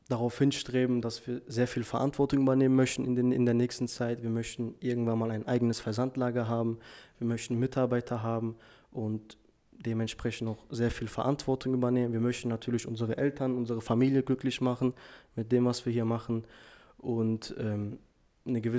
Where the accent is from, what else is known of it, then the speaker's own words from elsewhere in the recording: Duisburg, North Rhine-Westphalia, Germany; ich bin auch 20 Jahre alt, ich komme aus Duisburg.